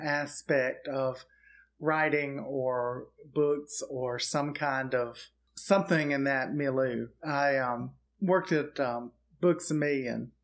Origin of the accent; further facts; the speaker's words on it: Auburn, Alabama, United States; moved away; I'm actually from Auburn, Alabama